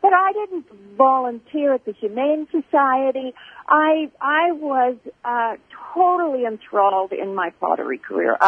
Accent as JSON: {"language": "English", "country": "Canada", "tie": "born or raised there", "also_born_or_lived": "Colorado, United States", "moved": "yes", "lives_now": "Isla Mujeres, Mexico", "said": "I was born in Canada. I got married and raised my kids in Colorado"}